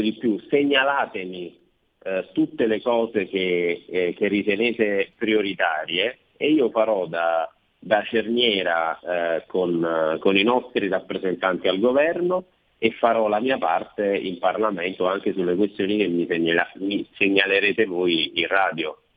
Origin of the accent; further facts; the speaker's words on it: Province of Caserta, Campania, Italy; della mia provincia, la provincia di Casesta